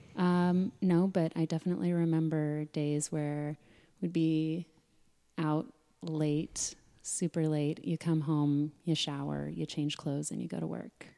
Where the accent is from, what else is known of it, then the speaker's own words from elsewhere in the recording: Sedona, Arizona, United States; growing up in Sedona